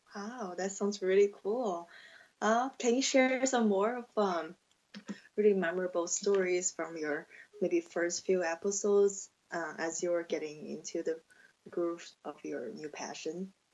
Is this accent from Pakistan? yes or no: no; China; English is a second language; moved away as an adult; also born or lived in Indiana, United States; now in Nevada, United States; I'm from China, and I have been in the States around six and a half years now.